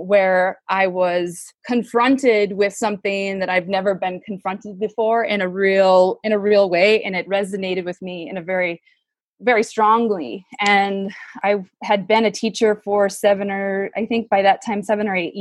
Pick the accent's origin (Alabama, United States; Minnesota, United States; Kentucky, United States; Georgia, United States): Minnesota, United States; I grew up in Minnesota, definitely grew up in a segregated